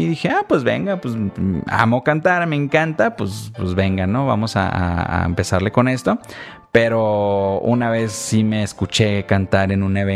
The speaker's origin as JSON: {"language": "Spanish", "town": "Ensenada", "region": "Baja California", "country": "Mexico", "tie": "born or raised there", "also_born_or_lived": "Jalisco", "said": "porque yo crecí allá, crecí en Ensenada, sin embargo, sí soy jalisquillo."}